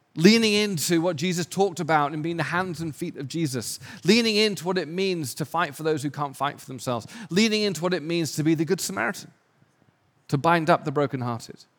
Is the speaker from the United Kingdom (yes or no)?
yes; England, United Kingdom; moved away as an adult; also born or lived in London / Raleigh, North Carolina / Switzerland; now in Los Angeles, United States; I'm English, my wife's Australian